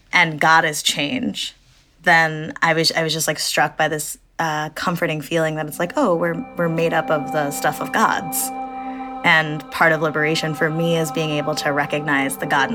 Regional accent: Ohio, United States; moved away as an adult; also born or lived in India; now in New York, United States; I'm a Midwesterner. I'm from Ohio.

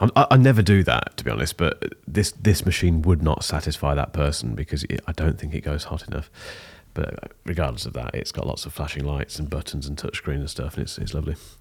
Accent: United Kingdom; I'm British

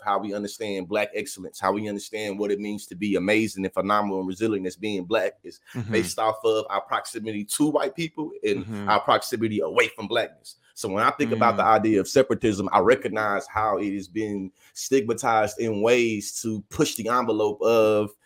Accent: Bryan, Texas, United States; accent: Southern drawl; I'm from Bryan, Texas

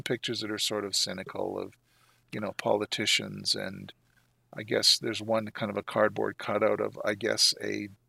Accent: Canada; which is, you know, a novelty for me being a Canadian.

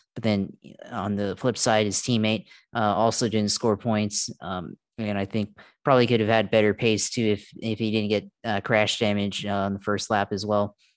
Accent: Jacksonville, Florida, United States; I'm from Duval.

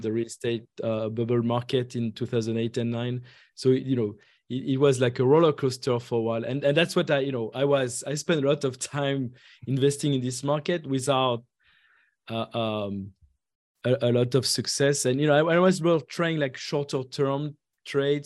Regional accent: France; moved away as an adult; now in Atlanta, United States; I was, uh, uh, born and raised in France

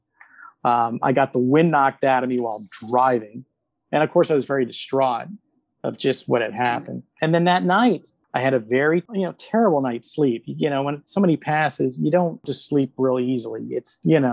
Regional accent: Sarasota, Florida, United States; now in Orlando, United States; we grew up in Sarasota

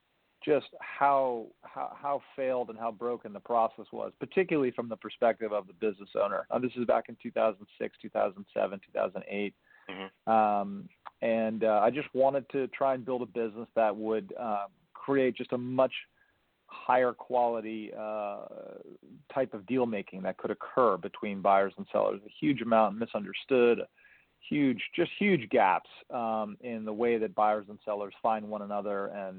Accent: New York, United States; I was born and raised in New York

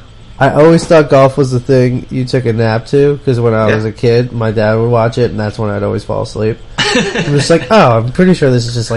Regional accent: Cranford, New Jersey, United States; I grew up in Cranford

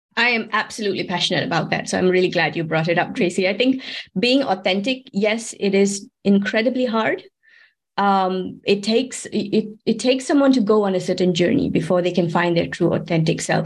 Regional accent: Malaysia; moved away as an adult; now in Switzerland; I'm actually from Malaysia, but I've been working and living here in Switzerland for about 18 years now.

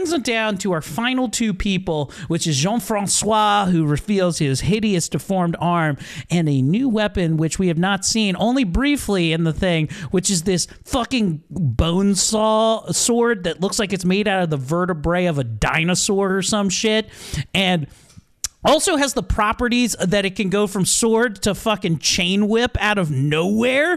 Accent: Baltimore, Maryland, United States; accent: Baltimore; I turn on my Baltimore accent when I see cool things, because that's how dullards talk, and I love that about my heritage

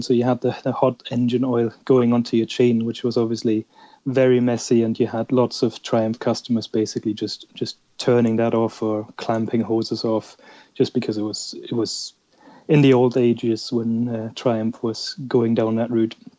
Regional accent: Germany; I'm actually from Germany

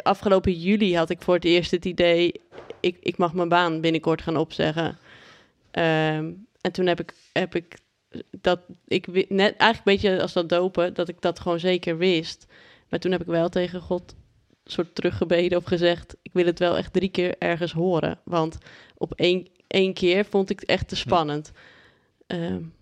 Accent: Haastrecht, South Holland, Netherlands; now in Amsterdam, Netherlands; ik ben opgegroeid in Haastrecht. Daar hadden we meer, hebben we meer koeien dan mensen

